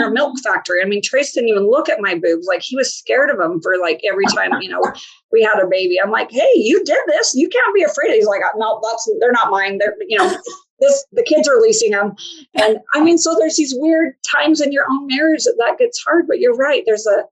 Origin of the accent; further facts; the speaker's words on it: Utah, United States; I grew up in Utah